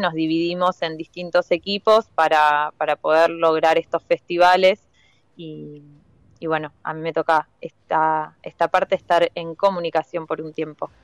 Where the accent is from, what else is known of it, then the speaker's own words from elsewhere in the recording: Buenos Aires, Argentina; also born or lived in La Plata; now in Tandil, Argentina; yo soy de Capital